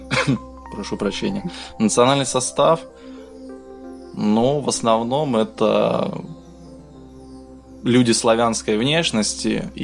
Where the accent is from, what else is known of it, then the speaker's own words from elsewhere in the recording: Donetsk, Donetsk Oblast, Ukraine; moved away; also born or lived in Zaporizhzhia; Родился я в Запорожье, а всю свое детство и юность я провел в пригороде, ну, да, можно и так сказать, в пригороде города Донецка. И считаю его своей родиной.